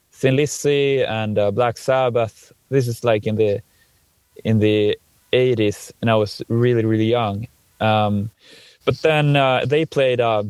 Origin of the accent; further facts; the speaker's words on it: Dalarna County, Sweden; moved away; where I come from in the region of Dalarna in Sweden